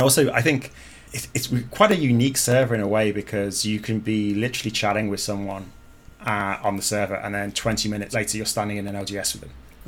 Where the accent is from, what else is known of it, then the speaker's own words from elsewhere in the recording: Brazil; English is a second language; moved away as an adult; now in Ireland; look, I'm from Brazil. I've come over to play and I enjoy playing, you know, competitive.